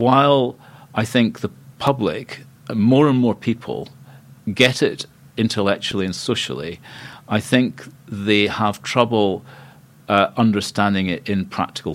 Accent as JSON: {"language": "English", "region": "Scotland", "country": "United Kingdom", "also_born_or_lived": "Cambridge, England", "moved": "as an adult", "said": "I'm Scottish. I like living in Scotland"}